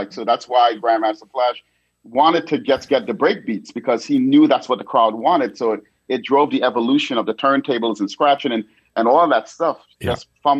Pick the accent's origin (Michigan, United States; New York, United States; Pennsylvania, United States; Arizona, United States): New York, United States; New York City; the fact that I'm from the Bronx and I was during a time when hip-hop was really flourishing in its early stages in the 80s.